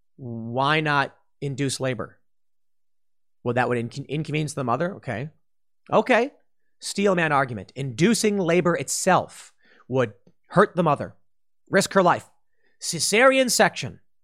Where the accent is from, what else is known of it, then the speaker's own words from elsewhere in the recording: Chicago, Illinois, United States; moved away; I'm mixed race and I come from Chicago.